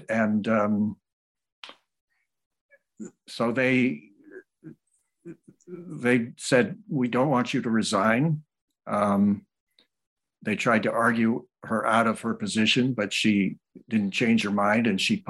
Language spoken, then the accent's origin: English; New Orleans, Louisiana, United States; also born or lived in Massachusetts; Well, I was born in Massachusetts. Both of my parents were interested in history. When I was four, we moved to New Orleans, Louisiana, where my father was teaching